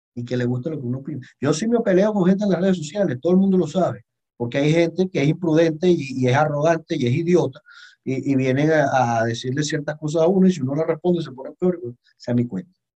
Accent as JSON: {"language": "Spanish", "country": "Venezuela", "said": "soy más venezolano que la arepa"}